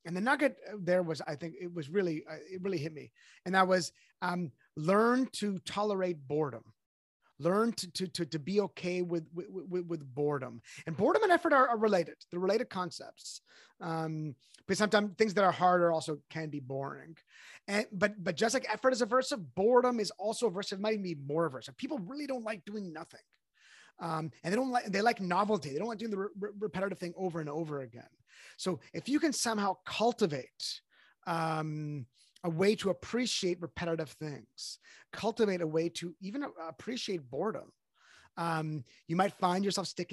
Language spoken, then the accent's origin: English; Canada; I'm Canadian